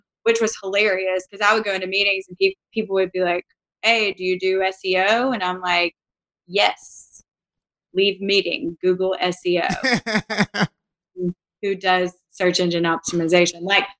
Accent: Savannah, Georgia, United States; moved away as an adult; now in Birmingham, United States; So I'm from Savannah, Georgia.

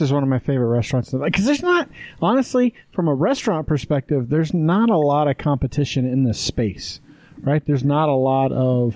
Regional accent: Wyoming, United States; moved away; we grew up in Wyoming

